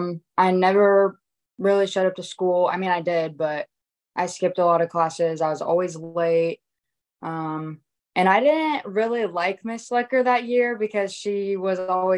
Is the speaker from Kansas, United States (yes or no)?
yes; McPherson, Kansas, United States; McPherson is honestly a really good place to grow up. I mean, small town, normal. Everyone kind of knows everyone. I've always liked it here.